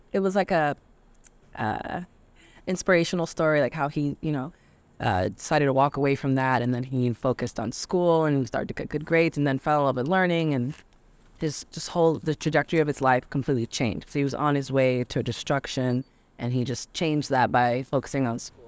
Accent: Providence, Rhode Island, United States; I'm from Providence, so I never really got out and saw anything outside of Providence

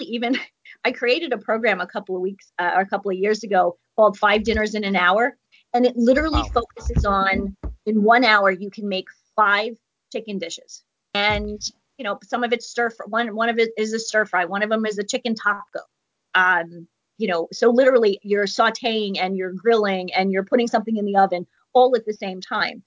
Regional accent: New York, United States; I'm from New York too

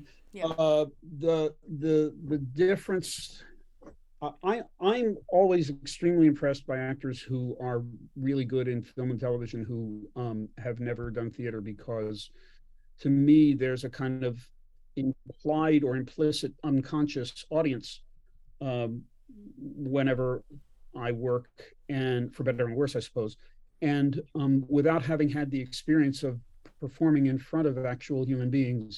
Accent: Philadelphia, Pennsylvania, United States; I grew up in Philadelphia and in the suburbs of Philadelphia

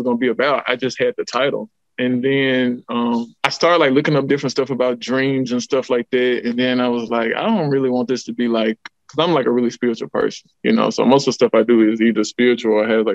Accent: Huntsville, Alabama, United States; I'm from Huntsville. I'm from here, North Side

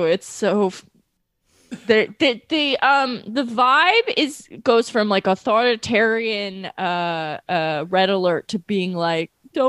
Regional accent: Long Island, New York, United States; I am also from Long Island

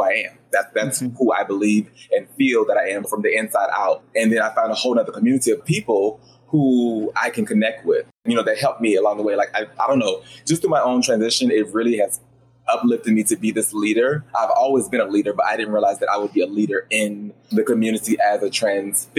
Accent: Roanoke, Virginia, United States; now in South Carolina, United States; I grew up in Roanoke, Virginia, which is like a little small town

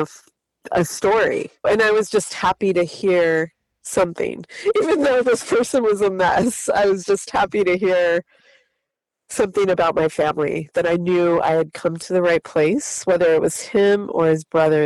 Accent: San Bernardino, California, United States; I grew up in San Bernardino

